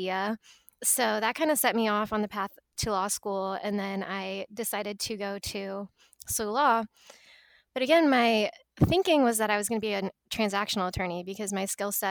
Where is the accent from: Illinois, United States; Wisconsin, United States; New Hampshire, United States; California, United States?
Illinois, United States; Edwardsville; also born or lived in Alabama; I'm from the St. Louis area originally. I'm actually from Edwardsville, Illinois